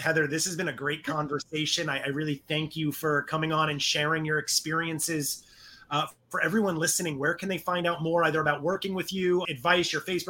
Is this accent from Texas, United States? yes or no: no; Bronx, New York, United States; I learned that super young growing up in the Bronx.